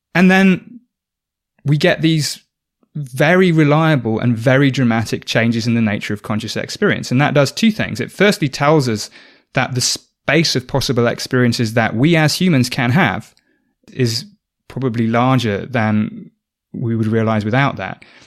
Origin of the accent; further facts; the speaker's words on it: South Oxfordshire, South East England, United Kingdom; I grew up in South Oxfordshire in the U K